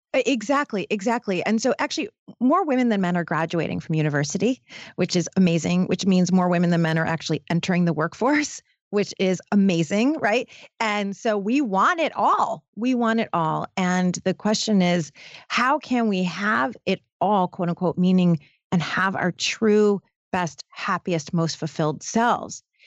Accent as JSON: {"language": "English", "town": "Detroit", "region": "Michigan", "country": "United States", "tie": "born or raised there", "said": "I come from Detroit. I, I was born in Detroit"}